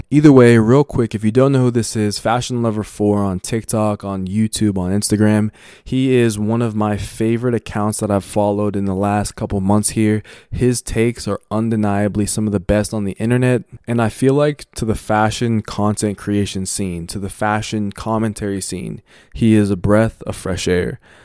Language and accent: English; United States; I grew up born and raised in America